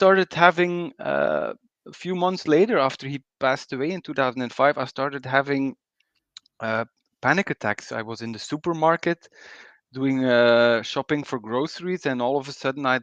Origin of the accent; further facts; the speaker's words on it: Belgium; also born or lived in Bruges; I'm from Belgium